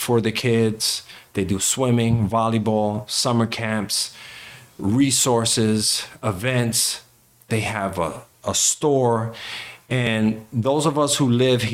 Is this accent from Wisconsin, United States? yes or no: no; Stratford, Connecticut, United States; we're in my hometown of Stratford